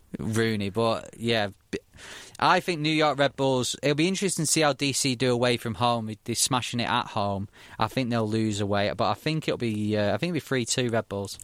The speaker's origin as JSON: {"language": "English", "town": "Manchester", "region": "North West England", "country": "United Kingdom", "said": "I come from Manchester, so it's Man United and City or Man United and Liverpool"}